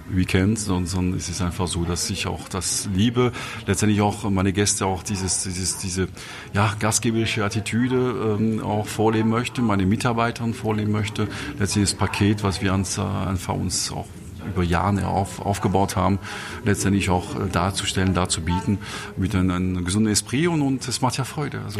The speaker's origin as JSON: {"language": "German", "region": "Grand Est", "country": "France", "lives_now": "Munich, Germany", "said": "ein bisschen meine Heimat gepaart äh, mit meiner zweiten Heimat München, also Elsass trifft Bayern auf einem hohen Niveau"}